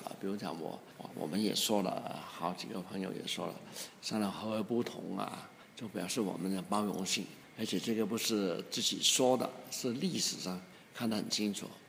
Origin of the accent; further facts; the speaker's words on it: China; 而且我们中国人。自己也相信的东西